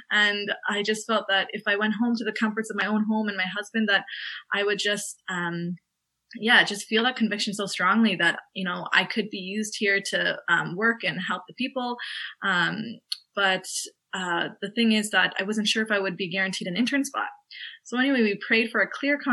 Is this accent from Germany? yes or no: no; Canada; moved away as an adult; now in Limerick, Ireland; I'm a Canadian medical student who's studying in Ireland